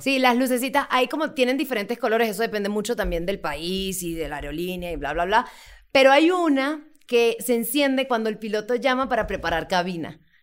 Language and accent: Spanish; Venezuela; moved away as an adult; now in Mexico; soy de Venezuela